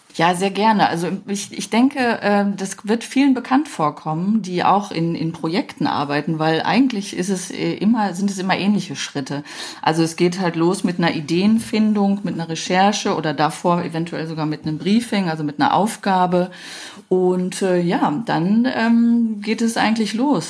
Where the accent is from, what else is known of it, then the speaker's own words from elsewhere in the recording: Düsseldorf, North Rhine-Westphalia, Germany; Ich bin ja Düsseldorferin